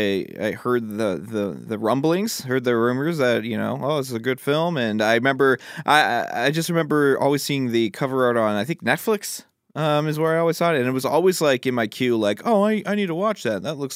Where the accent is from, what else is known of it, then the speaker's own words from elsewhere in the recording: Connecticut, United States; Filmed in my home state, Connecticut, and directed by Ty West, it's an instant classic.